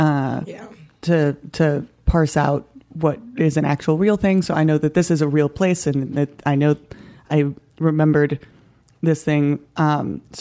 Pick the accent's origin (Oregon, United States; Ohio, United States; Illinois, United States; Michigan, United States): Illinois, United States; Naperville; my hometown, Naperville, Illinois